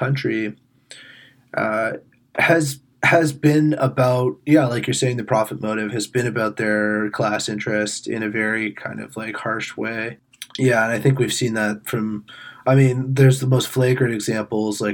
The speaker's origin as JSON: {"language": "English", "region": "Ontario", "country": "Canada", "tie": "born or raised there", "said": "growing up in Ontario"}